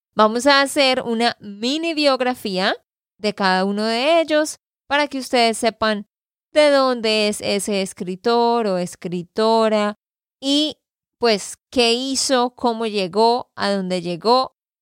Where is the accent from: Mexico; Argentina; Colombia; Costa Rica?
Colombia; Santander; de Santander, Colombia